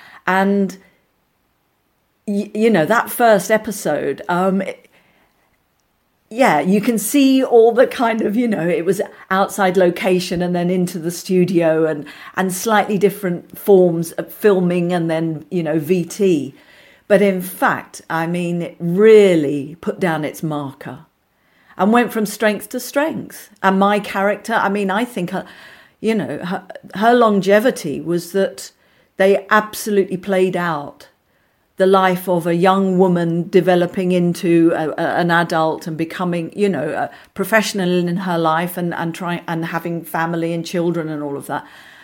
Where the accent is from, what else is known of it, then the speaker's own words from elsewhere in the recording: Forest Hill, London, United Kingdom; from Forest Hill. What am I doing here, you know?